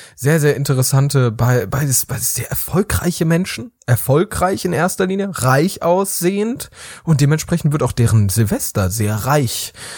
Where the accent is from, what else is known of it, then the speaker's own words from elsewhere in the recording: Rhineland, Germany; bei uns im Rheinland